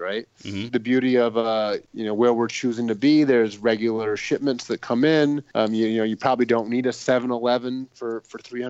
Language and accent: English; United States; as an American